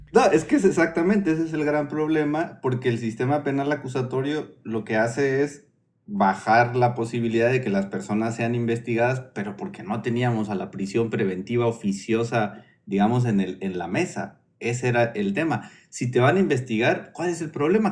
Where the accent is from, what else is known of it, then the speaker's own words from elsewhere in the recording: Oaxaca, Mexico; Soy oaxaqueño